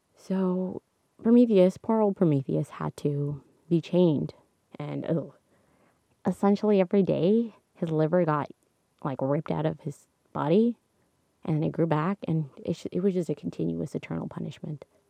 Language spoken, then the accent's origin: English; Canada; I'm Canadian